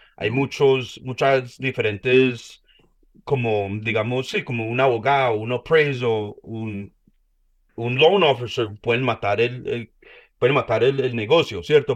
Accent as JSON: {"language": "Spanish", "country": "United States", "tie": "born or raised there", "also_born_or_lived": "Colombia (parents' origin)", "said": "yo nací acá en Estados Unidos"}